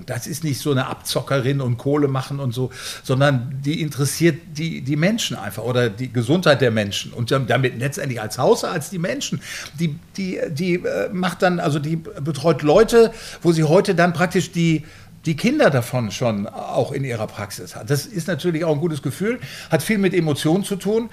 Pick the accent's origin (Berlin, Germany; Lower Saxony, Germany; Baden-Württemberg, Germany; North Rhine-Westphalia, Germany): North Rhine-Westphalia, Germany; Bielefeld; also born or lived in Münster; now in Flensburg, Germany; ich komme aus Bielefeld